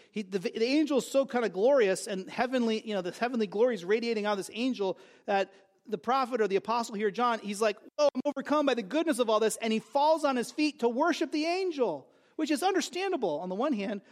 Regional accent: West Coast, United States; now in New Jersey, United States; I grew up on the West Coast.

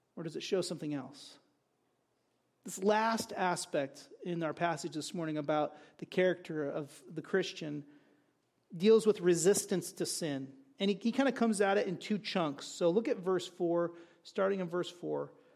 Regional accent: United States; I'm an American

